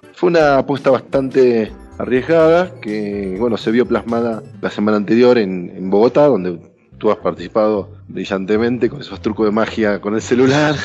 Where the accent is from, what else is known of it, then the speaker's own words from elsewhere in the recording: Argentina; soy argentino